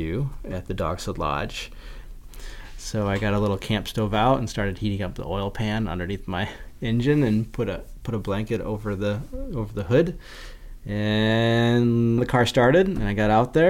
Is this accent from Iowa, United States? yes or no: yes; Iowa, United States; moved away as an adult; now in Ely, United States; I grew up in Iowa on the banks of the Wapsipinicon River